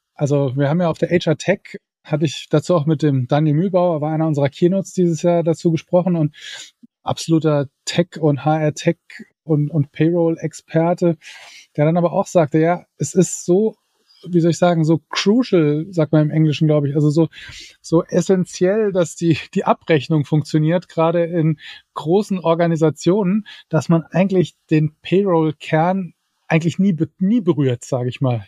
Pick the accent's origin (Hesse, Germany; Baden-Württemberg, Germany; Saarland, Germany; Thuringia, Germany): Saarland, Germany; ich bin ja Saarländer